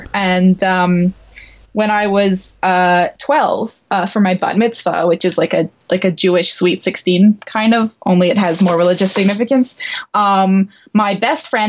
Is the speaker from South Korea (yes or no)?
no; Montreal, Quebec, Canada; I grew up in Montreal in Canada